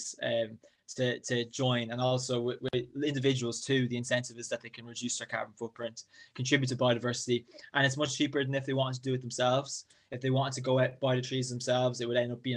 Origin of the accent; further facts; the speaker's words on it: near Drogheda, County Louth, Ireland; I'm from County Louth, smallest county in Ireland in the northeast, about half an hour north of Dublin, roughly, near the town of Drogheda.